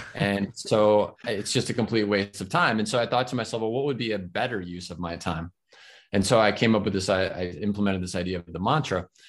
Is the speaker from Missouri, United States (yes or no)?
no; Florida, United States; I'm in my home state. I live in Florida, in the United States